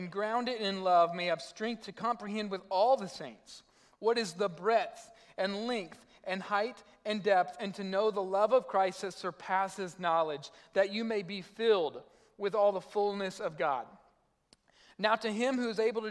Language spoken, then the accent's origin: English; South Arkansas, United States; moved away; I'm from South Arkansas